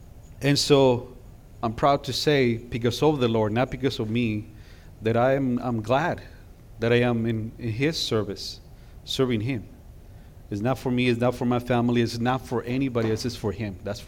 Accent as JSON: {"language": "English", "region": "California", "country": "United States", "said": "We're from California. So when we got to Texas, you know, those bumper stickers that say, I got here as soon as I could. Yeah, that was us."}